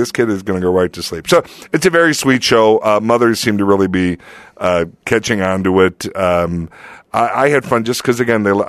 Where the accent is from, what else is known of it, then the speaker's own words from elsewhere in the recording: Lansing, Illinois, United States; moved away; Lansing, Illinois. Lansing, Illinois. Right outside of Chicago.